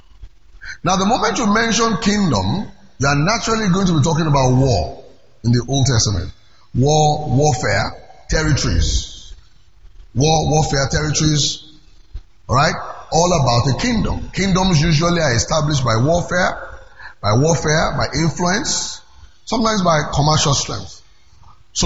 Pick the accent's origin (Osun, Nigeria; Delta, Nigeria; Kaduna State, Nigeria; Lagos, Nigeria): Lagos, Nigeria; I'm from Lagos